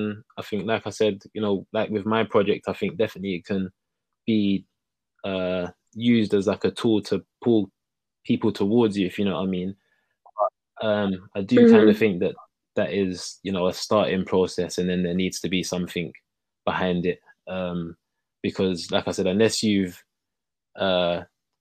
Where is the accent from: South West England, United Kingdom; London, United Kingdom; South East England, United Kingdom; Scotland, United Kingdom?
London, United Kingdom; being from Hackney, you know, poses its own kind of issues, I guess, growing up, especially like a young Black boy